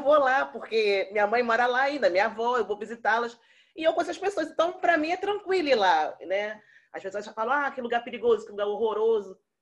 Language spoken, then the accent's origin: Portuguese; Rio de Janeiro, Brazil; moved away; Eu sou cria de Acari. Eu morei na Fazenda Botafogo.